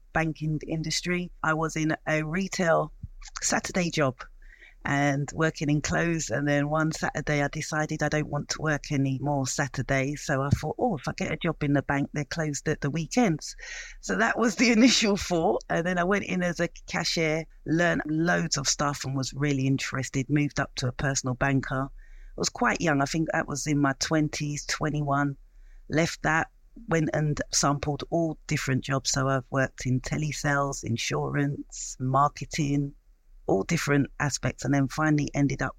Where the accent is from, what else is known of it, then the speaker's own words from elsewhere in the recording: London, United Kingdom; I was born in East London